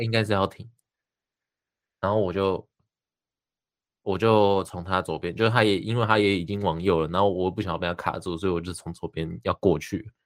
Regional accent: New Taipei, Taiwan; 我是新北人

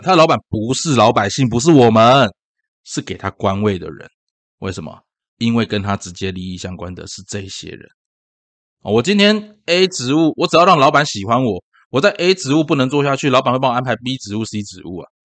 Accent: Tainan, Taiwan; 我是台南人啊

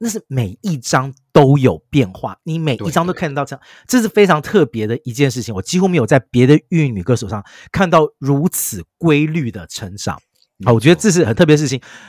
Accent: Taipei, Taiwan; 因为我是台北长大的小孩

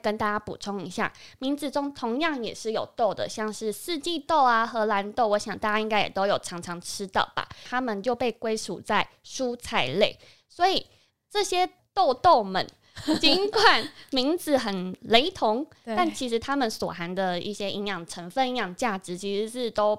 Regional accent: Taiwan; 我们台湾人

